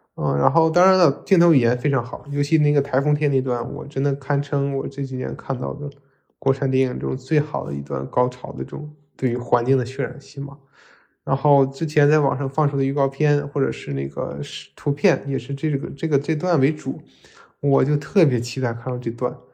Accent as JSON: {"language": "Chinese", "region": "Northeast China", "country": "China", "tie": "born or raised there", "said": "作为一个东北人，我特别喜欢《漫长的季节》"}